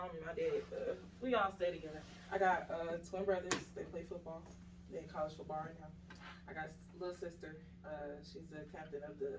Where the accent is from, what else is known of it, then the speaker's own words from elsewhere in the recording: Atlanta, Georgia, United States; also born or lived in Brooklyn, New York; I'm originally from New York, Brooklyn, New York. Well, I was raised in Atlanta. I moved here when I was like 6 years old. So really, I'm raised here.